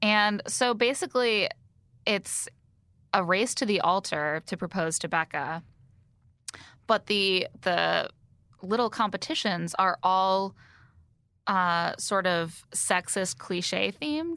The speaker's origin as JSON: {"language": "English", "region": "Indiana", "country": "United States", "tie": "born or raised there", "also_born_or_lived": "near Chicago", "moved": "yes", "said": "growing up in Indiana"}